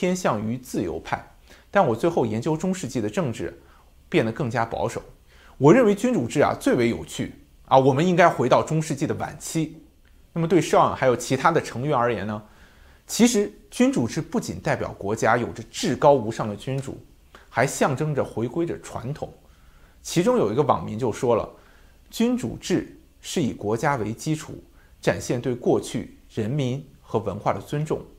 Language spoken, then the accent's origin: Chinese; China; 那我们中国人啊，自古就认为皇帝是受上天之命，奉天承运